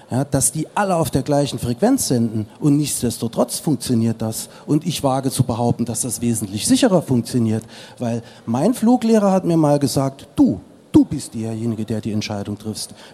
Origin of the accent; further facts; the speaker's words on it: Saarland, Germany; Ich bin Saarländer, habe das große Glück, in Frankreich fliegen zu dürfen.